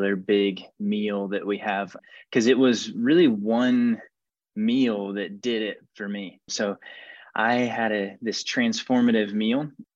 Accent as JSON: {"language": "English", "region": "Georgia", "country": "United States", "said": "I'm from Georgia"}